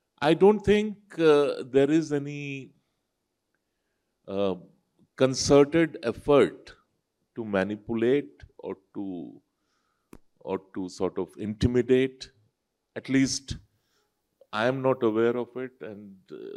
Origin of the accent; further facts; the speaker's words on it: Jamshedpur, Jharkhand, India; English is a second language; I am a Dehati from Jamshedpur